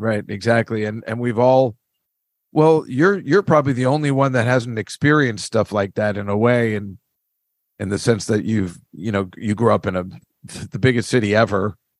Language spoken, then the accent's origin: English; New Jersey, United States; Well, I'm from New Jersey and we don't do that kind of shit.